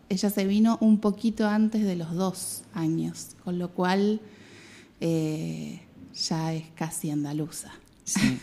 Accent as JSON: {"language": "Spanish", "town": "Mar del Plata", "region": "Buenos Aires Province", "country": "Argentina", "tie": "born or raised there", "also_born_or_lived": "Patagonia", "moved": "as an adult", "lives_now": "Spain", "said": "viví toda mi vida en Mar del Plata"}